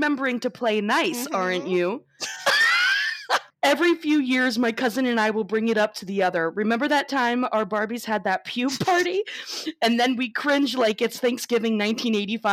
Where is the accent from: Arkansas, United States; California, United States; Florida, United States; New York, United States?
Florida, United States; we're from Florida, so we don't have basements here